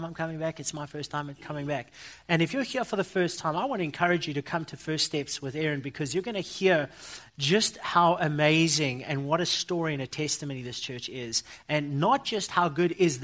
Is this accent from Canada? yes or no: no; Johannesburg, Gauteng, South Africa; I come from South Africa